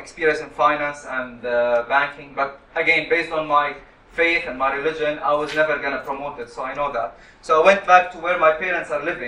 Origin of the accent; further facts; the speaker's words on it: Qatar; moved away as an adult; also born or lived in Syria / Damascus, Syria; now in United Kingdom; my parents migrated to Qatar, and I was born in Qatar in 1983